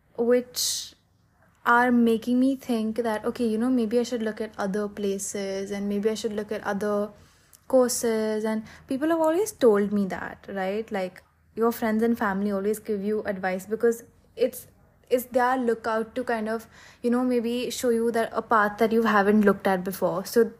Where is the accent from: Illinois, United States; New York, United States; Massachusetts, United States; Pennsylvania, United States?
Pennsylvania, United States; Philadelphia; born there; I was born in Pennsylvania, in Philadelphia, and I wanted to just go back there.